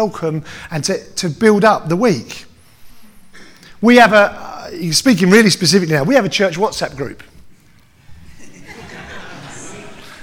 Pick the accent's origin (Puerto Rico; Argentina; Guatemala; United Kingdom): United Kingdom; I am, above everything else, British, right? Right? Absolutely, I'm British